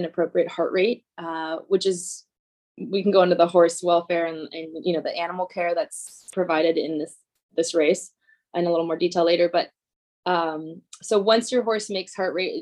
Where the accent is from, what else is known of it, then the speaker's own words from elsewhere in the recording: Sonoma County, Northern California, United States; moved away as an adult; now in Northern Idaho, United States; I grew up in Northern California, in the Bay Area, North Bay Area in Sonoma County